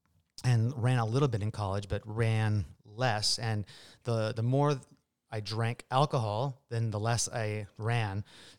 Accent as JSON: {"language": "English", "town": "Marysville", "region": "Washington", "country": "United States", "tie": "born or raised there", "said": "Yeah, I grew up in Marysville, actually. Went to Marysville Pilchuck High School."}